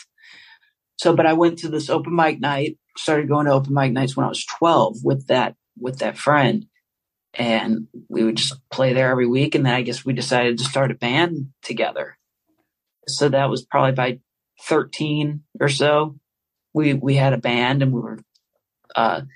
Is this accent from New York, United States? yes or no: no; St. Louis, Missouri, United States; I grew up in St. Louis, Missouri